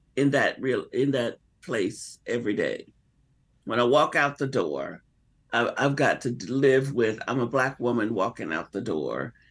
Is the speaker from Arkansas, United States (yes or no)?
yes; Arkansas, United States; as a little girl growing up in Arkansas